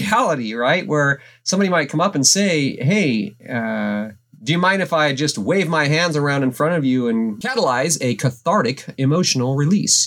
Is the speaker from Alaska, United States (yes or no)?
yes; Alaska, United States; growing up in Alaska, small town U S